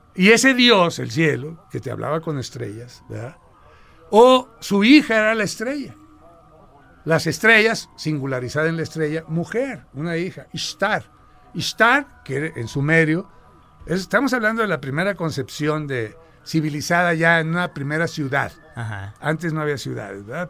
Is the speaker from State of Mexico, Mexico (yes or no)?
no; Sinaloa, Mexico; moved away; nací en Sinaloa